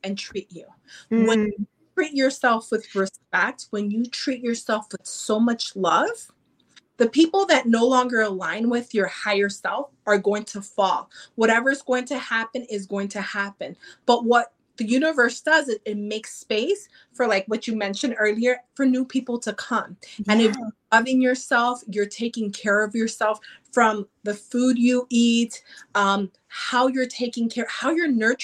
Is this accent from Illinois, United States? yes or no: yes; Chicago, Illinois, United States; I'm from Chicago, from Chi-Town